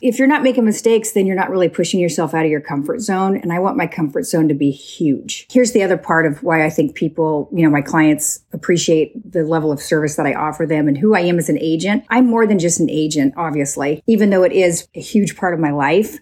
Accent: Woodburn, Oregon, United States; I grew up on a small hobby farm outside of Woodburn, Oregon

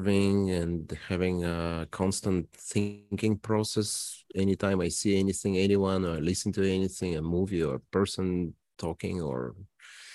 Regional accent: Toronto, Ontario, Canada; now in Regina, Canada; I am from Toronto

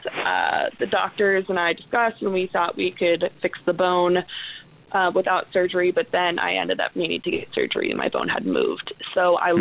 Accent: Portland, Oregon, United States; I'm from Portland, so it was a couple hours away.

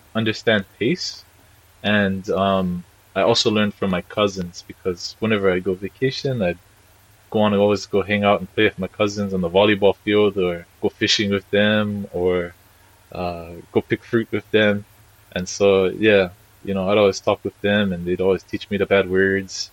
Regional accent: Puna, Hawaii, United States; also born or lived in Hilo, Hawaii / Marquesas Islands; raised in our house out in Puna, specifically in Hawaiian Paradise Park area

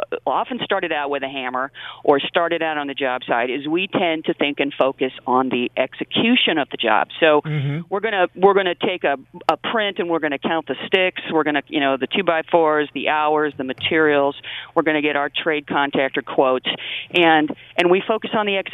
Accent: West Coast, United States; moved away as an adult; now in Michigan, United States; I'm actually from the West Coast, but came here to go to school and never left.

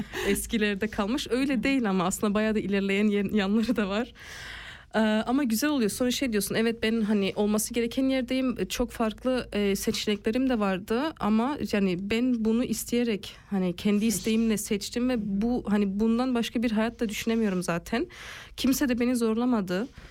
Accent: Basel, Basel-Stadt, Switzerland; also born or lived in Bern; Basel'de doğdum ve Basel'de büyüdüm. E, arada Bern'de yaşadığımız da oldu

